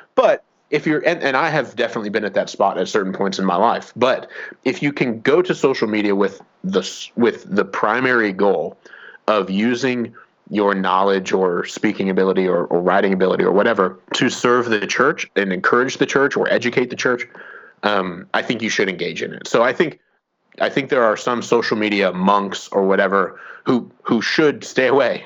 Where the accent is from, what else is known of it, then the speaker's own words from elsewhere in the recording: Fort Wayne, Indiana, United States; moved away; I grew up in in Fort Wayne, Indiana.